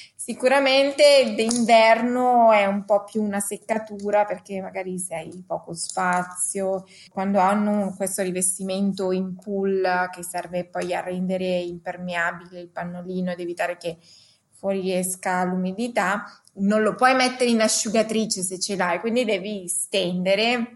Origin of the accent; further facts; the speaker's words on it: Lombardy, Italy; io sono cresciuta in una io vengo sono originaria della Lombardia